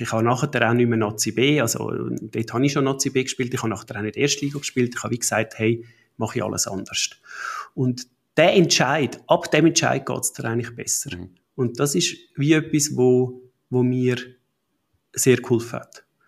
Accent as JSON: {"language": "German", "town": "Buchs", "region": "Zurich", "country": "Switzerland", "tie": "born or raised there", "said": "Wir sind zu Buchs im Zürcher Unterland aufgewachsen"}